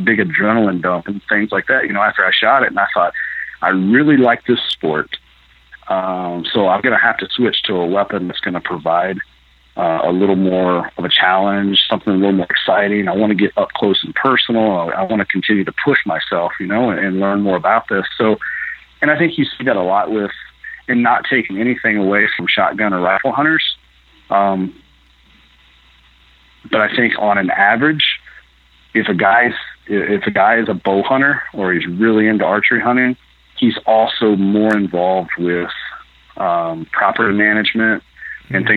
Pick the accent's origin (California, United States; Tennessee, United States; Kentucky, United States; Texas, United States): Kentucky, United States; Lexington; moved away as an adult; now in Iowa, United States; Where I grew up in Lexington, Jesmond County area